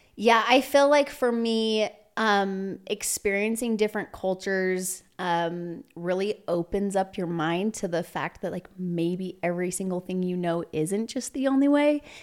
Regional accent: Provo, Utah, United States; also born or lived in Walnut Creek, California / Salt Lake City, Utah; I spent most of my childhood in Provo. I went to school and all my upbringing was in Provo.

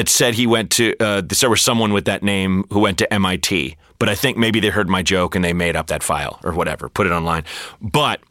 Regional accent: Portland, Oregon, United States; growing up in Portland and being bored

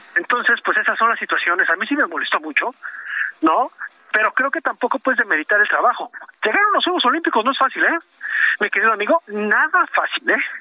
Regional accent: Mexico; así somos los mexicanos

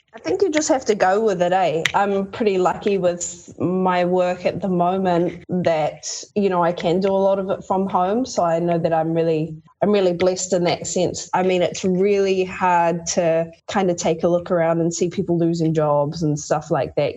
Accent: Kaikohe, Northland, New Zealand; also born or lived in Sydney, Australia / Tokoroa, New Zealand; she eventually ended up sending me home to live with my grandparents. And we moved from Tokoroa to the far north, up to Kaikohe

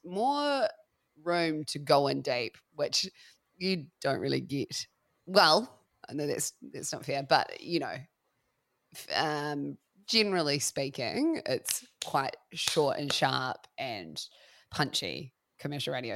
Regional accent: Christchurch, Canterbury, New Zealand; also born or lived in Melbourne, Australia; now in Wairarapa, New Zealand; I'm originally from the South Island, from a city called Christchurch

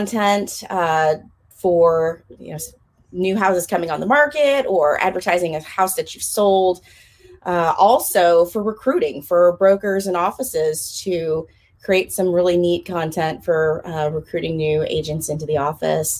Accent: Sacramento, California, United States; now in Jacksonville, North Carolina, United States; I grew up in Capital City, Sacramento, California, and we moved out to little Jacksonville, North Carolina back in 2009

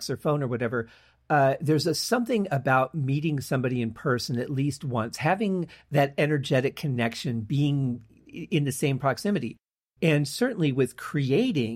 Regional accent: Michigan, United States; moved away; I grew up in Michigan

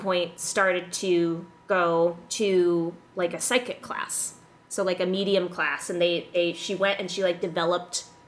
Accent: Illinois, United States; moved away; also born or lived in West Hollywood; I grew up in Illinois

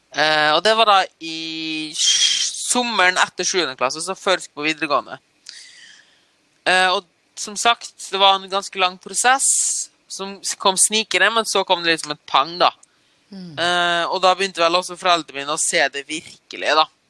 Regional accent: Norway; also born or lived in East Germany; oppvokst i Norge, da.

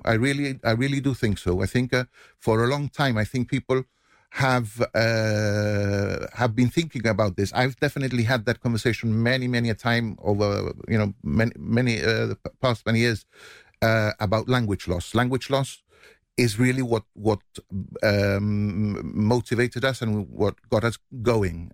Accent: Gibraltar; accent: Llanito; first language Llanito; my native language, where I feel most comfortable, is in, in a, in a, in a situation where I'm talking Janito

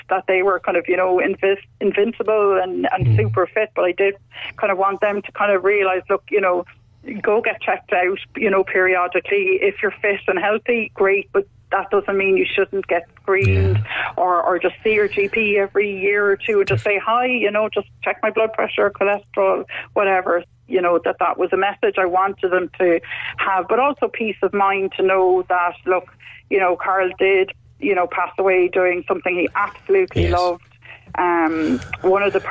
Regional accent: Cork, Munster, Ireland; now in Wicklow, Ireland; We're from Cork originally, both of us, but we're settled in Wicklow

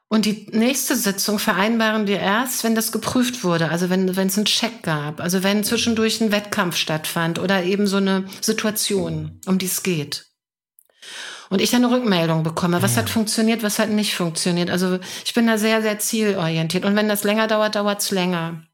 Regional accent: Hanover, Lower Saxony, Germany; ich komme aus Hannover

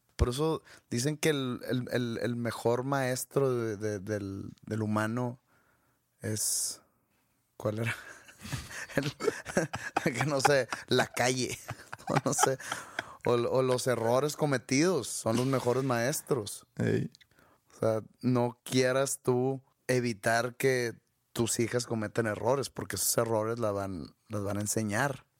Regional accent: Mexico; yo, como mexicano

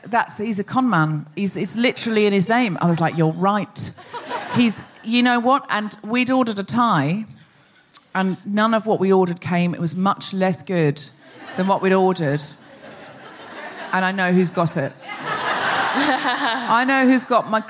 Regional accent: Australia; I'm Australian.

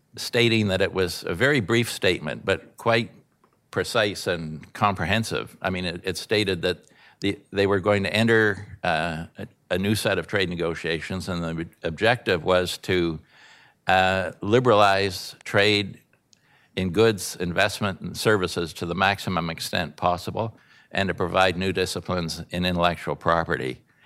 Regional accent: Canada; a Canadian, a peaceful Canadian

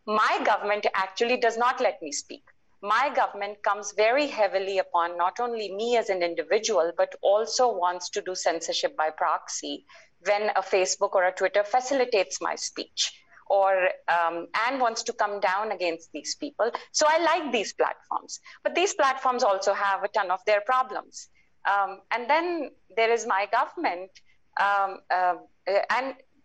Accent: India; also born or lived in United States; as an Indian

